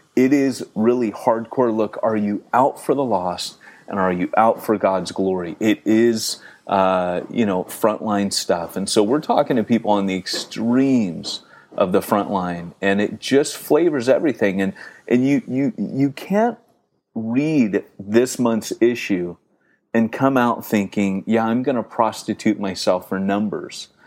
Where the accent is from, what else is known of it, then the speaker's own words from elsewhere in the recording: United States; moved away; being typically American and not very British